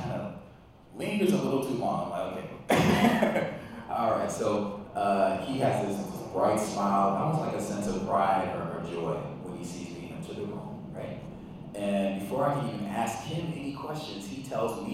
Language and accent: English; Calumet Park, Illinois, United States; So I remember growing up, it was kind of a little bit of a booming town